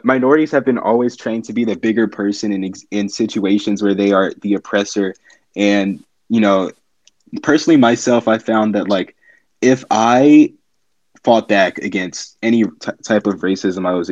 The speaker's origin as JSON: {"language": "English", "country": "United States", "said": "I'm a junior from the United States"}